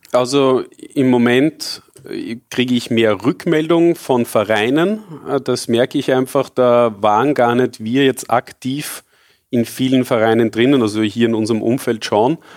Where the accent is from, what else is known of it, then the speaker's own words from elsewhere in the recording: Austria; ich bin zwar sehr glücklich, in Österreich groß geworden zu sein